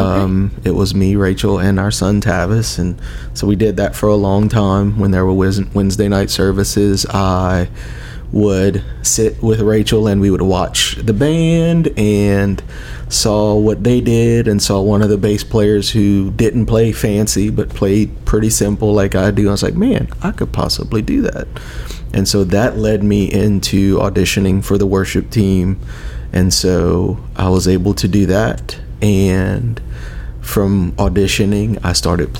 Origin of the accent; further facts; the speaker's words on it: Lawtell, Louisiana, United States; I grew up in Lawtell, which is between Opelousas and Eunice